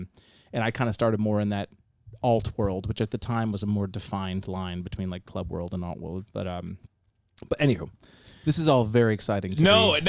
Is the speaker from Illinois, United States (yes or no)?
no; Massachusetts, United States; I grew up in Massachusetts.